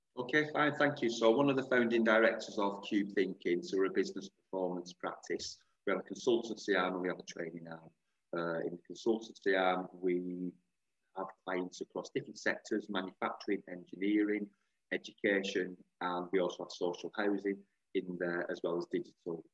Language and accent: English; Bolton, North West England, United Kingdom; I'm from Bolton